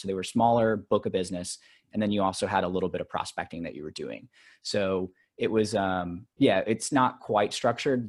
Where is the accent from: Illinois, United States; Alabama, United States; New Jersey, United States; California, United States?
Alabama, United States; now in New York, United States; I grew up in Alabama